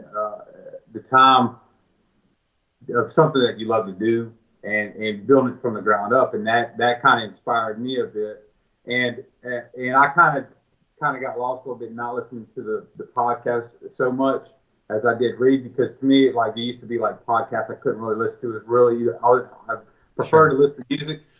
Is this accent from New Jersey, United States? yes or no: no; Ocean Springs, Mississippi, United States; I'm from Ocean Springs.